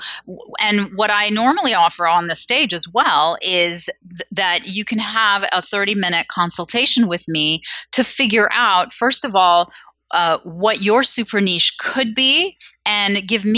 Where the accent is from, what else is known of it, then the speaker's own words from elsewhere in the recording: Canada; Because I'm Canadian, you see, like, we're gentle.